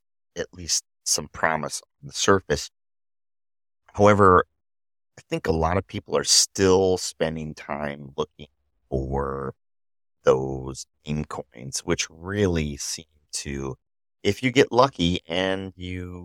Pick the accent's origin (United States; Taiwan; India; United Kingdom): United States; Midwest; accent: nasally Midwest; I am from the Midwest, so apparently we have a nasally sound